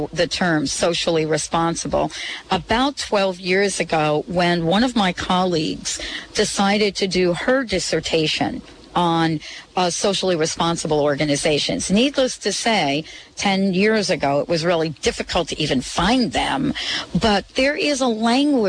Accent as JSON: {"language": "English", "region": "New Jersey", "country": "United States", "tie": "born or raised there", "said": "I grew up in New Jersey"}